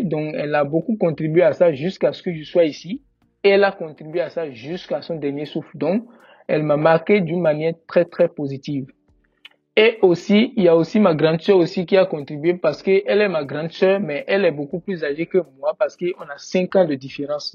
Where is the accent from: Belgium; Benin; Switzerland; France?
Benin; moved away as an adult; now in Canada; je suis béninois